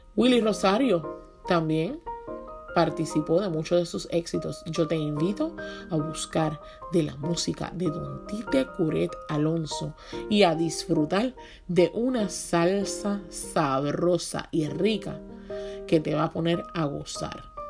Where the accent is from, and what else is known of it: Puerto Rico